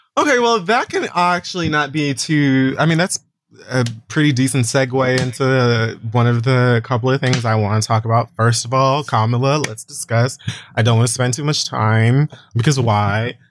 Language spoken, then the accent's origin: English; Florida, United States; I'm from Florida.